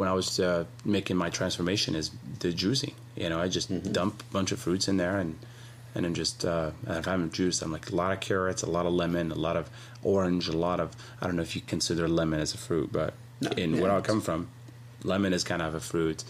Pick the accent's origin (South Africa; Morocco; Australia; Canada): Morocco; now in United States; when I was growing up in Morocco